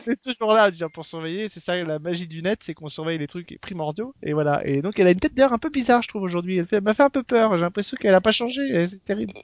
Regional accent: France; chez nous en France

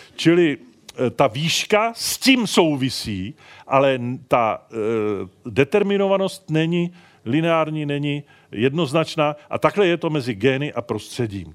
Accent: Prague, Czechia; já jsem z Prahy

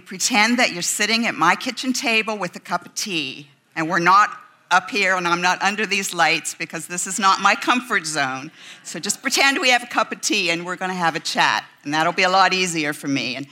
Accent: West Virginia, United States; moved away; I'm a mountain girl. I'm from West Virginia.

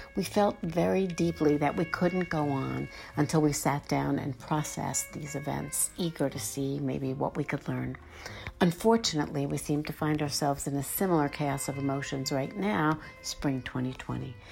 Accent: New York City, New York, United States; as a New Yorker present, um, in New York during nine eleven

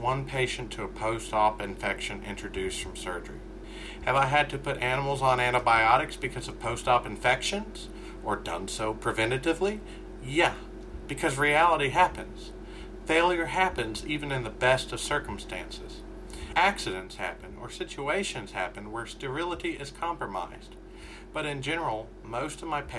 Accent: Kentucky, United States; I'm from Kentucky. We don't have a lot of millionaires in the state

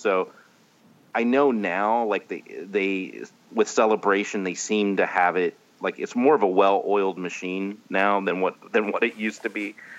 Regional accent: Indianapolis, Indiana, United States; I'm from Indianapolis, Indiana. That's where I was born and raised.

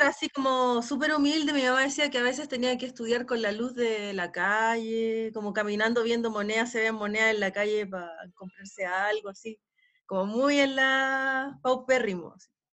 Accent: Santiago, Santiago Metropolitan Region, Chile; de Santiago, de Santiago, nací en Santiago

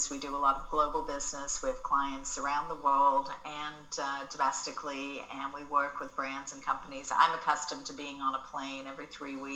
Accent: Australia; accent: Australian; now in Los Angeles, United States; So people have been telling me lately that my Australian accent has been coming back a bit. So that's fun. But I um, have been living here in LA for most of my life at this point

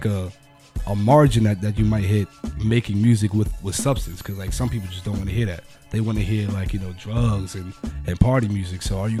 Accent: Englewood, New Jersey, United States; I'm from Englewood, and like Englewood is not like the best town, but it's not the worst by far by any means. Like, we got nice parts, we got bad parts, just like every other town.

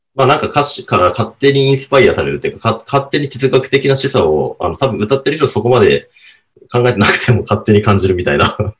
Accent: Hokkaido, Japan; also born or lived in Sapporo; now in Tokyo, Japan; 地元北海道

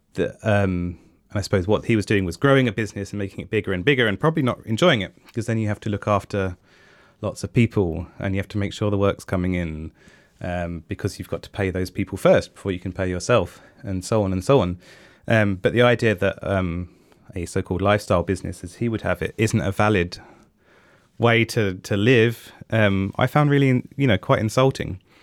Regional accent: England, United Kingdom; I am English

